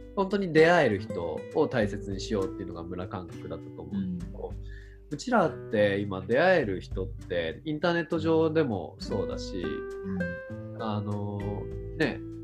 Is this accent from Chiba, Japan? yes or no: yes; Chiba, Japan; moved away; 僕地元千葉ですけど